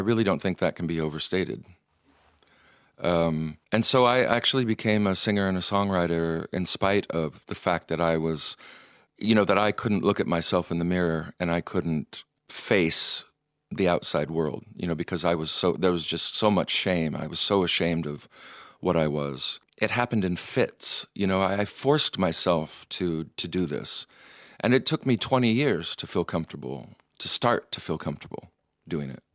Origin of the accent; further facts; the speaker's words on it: Michigan, United States; now in Iceland; young Methodist boy, and growing up in Michigan